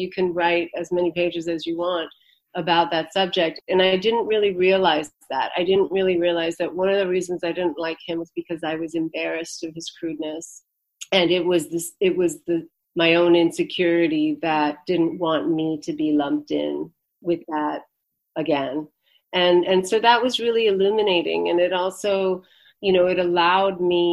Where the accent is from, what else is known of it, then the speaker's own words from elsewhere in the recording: United States; also born or lived in India; I'm basically an American person. I live here